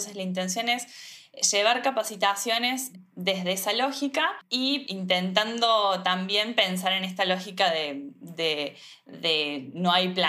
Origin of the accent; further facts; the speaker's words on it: Córdoba, Argentina; soy también diseñadora de indumentaria, soy de Córdoba Capital.